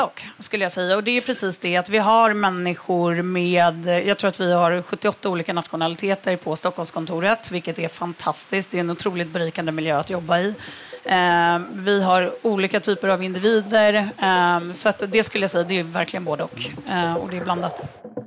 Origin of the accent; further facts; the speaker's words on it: Örebro, Örebro County, Sweden; moved away; Jag kommer från Örebro